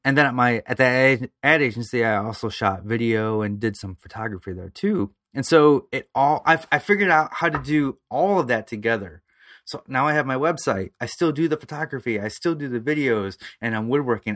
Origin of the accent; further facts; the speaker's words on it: around Toledo, Ohio, United States; other small towns around Toledo, Fremont, Ohio, Elmore, Ohio